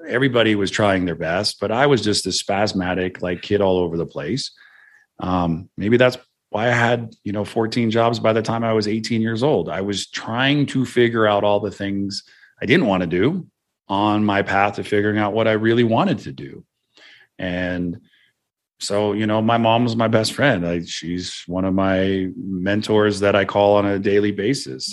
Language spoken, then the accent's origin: English; Santa Cruz, California, United States; where I grew up in Santa Cruz